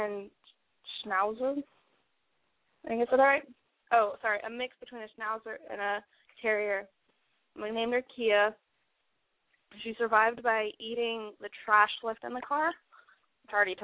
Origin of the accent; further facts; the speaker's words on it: Orlando, Florida, United States; I grew up in the Orlando area